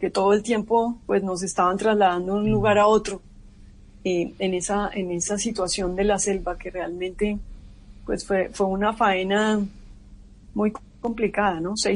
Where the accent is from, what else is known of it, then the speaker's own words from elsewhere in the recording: Colombia; pues porque en este caso pues todos somos colombianos